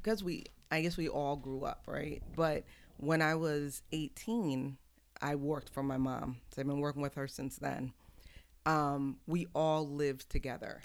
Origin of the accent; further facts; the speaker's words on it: Houston, Texas, United States; also born or lived in Brooklyn, New York; now in Coatesville, United States; I was born in New York, but grew up in Houston